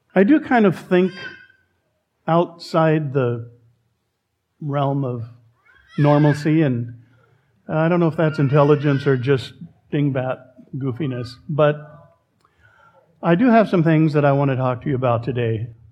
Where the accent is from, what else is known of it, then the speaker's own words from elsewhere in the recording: Oregon, United States; We Oregonians